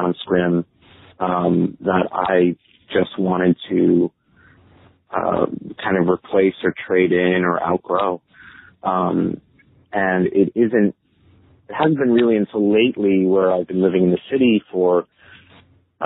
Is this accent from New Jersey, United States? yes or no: yes; South Brunswick, New Jersey, United States; born or raised there; also born or lived in Staten Island, New York; now in New York City, United States